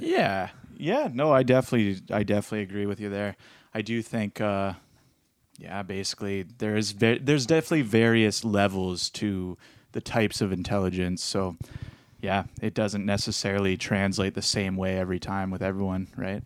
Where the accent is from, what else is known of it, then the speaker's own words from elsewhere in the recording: Petrolia, Ontario, Canada; I grew up in even in Petrolia, and there's bears out there